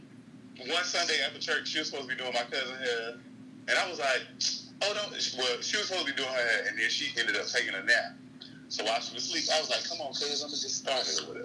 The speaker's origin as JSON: {"language": "English", "town": "Tallahassee", "region": "Florida", "country": "United States", "tie": "born or raised there", "moved": "as an adult", "lives_now": "Atlanta, United States", "said": "Born and raised in Tallahassee, Florida"}